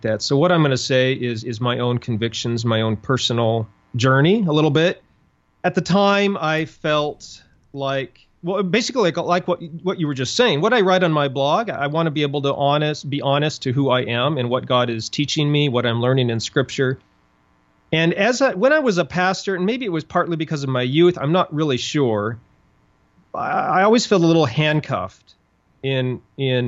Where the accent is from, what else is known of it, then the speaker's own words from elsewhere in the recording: Montana, United States; moved away as an adult; also born or lived in Dallas, Texas; I grew up in Montana